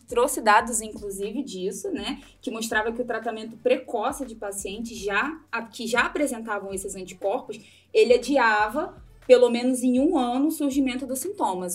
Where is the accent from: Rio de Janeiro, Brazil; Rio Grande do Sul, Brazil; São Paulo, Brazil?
Rio de Janeiro, Brazil; moved away as an adult; now in Londrina, Brazil; eu sou carioca e uma carioca que fugiu do Rio de Janeiro para morar no Paraná